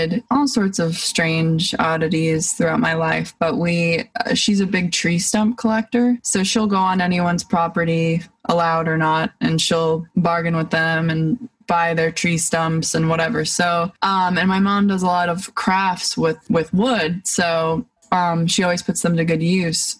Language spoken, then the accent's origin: English; East Hampton, New York, United States; where I grew up in East Hampton, Montauk, Bridgehampton, that whole area, and went to school for a portion of my life